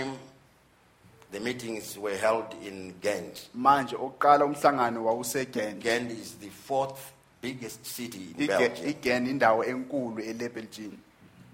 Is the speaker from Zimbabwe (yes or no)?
yes; Zimbabwe; here in Zimbabwe, in my home country